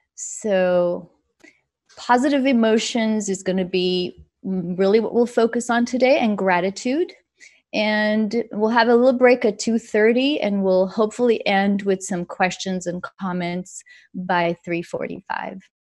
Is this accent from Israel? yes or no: yes; Israel; moved away; I grew up in Israel.